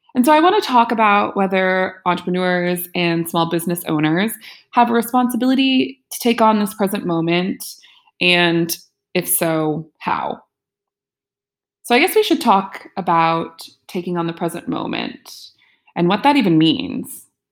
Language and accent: English; United States; the U S, my home country